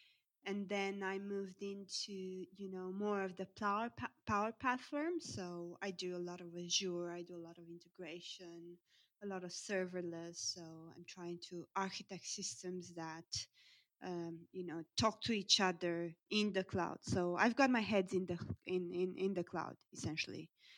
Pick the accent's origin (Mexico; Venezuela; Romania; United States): Romania; moved away as an adult; now in United Kingdom; I come from Romania initially. I've been living in the UK for the past 5 years.